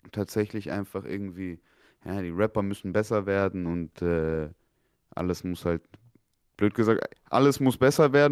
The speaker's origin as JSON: {"language": "German", "town": "Munich", "region": "Bavaria", "country": "Germany", "said": "ich komme aus München."}